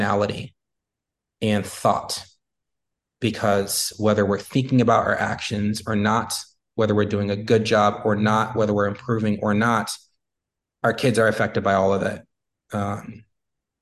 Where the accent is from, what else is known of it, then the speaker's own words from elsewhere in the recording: United States; being a Black man in America